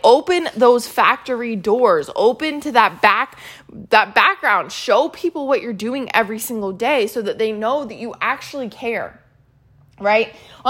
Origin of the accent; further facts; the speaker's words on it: Maryland, United States; So I grew up in Maryland, which is right down the street from Hershey, Pennsylvania, which is where Hershey Park is with the Hershey factory.